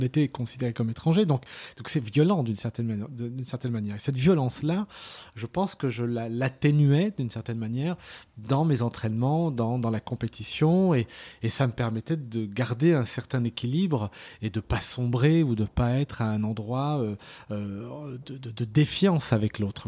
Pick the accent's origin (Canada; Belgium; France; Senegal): France; Lyon, Auvergne-Rhône-Alpes; Je suis né à Lyon